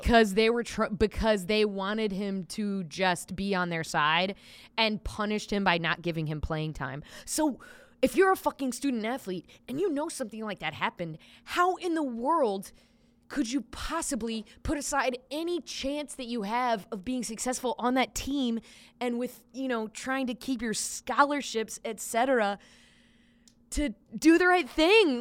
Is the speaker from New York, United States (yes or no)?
no; Lancaster, South Carolina, United States; my hometown has a branch of the University of South Carolina called U, University of South Carolina Lancaster